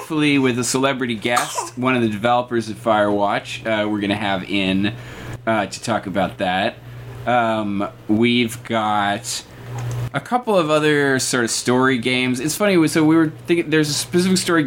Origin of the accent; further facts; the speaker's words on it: United States; also born or lived in London; I'm an American citizen.